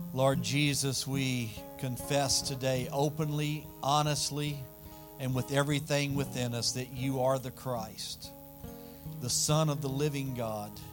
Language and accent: English; South Louisiana, United States; accent: deep south; I'm from South Louisiana, way south. We say y'all